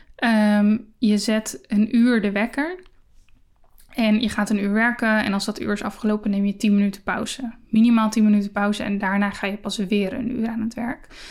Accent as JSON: {"language": "Dutch", "country": "Netherlands", "said": "we als Nederlanders"}